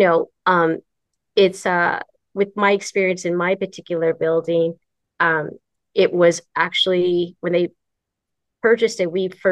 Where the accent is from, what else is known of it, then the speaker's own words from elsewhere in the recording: San Francisco, California, United States; I am actually born and raised in San Francisco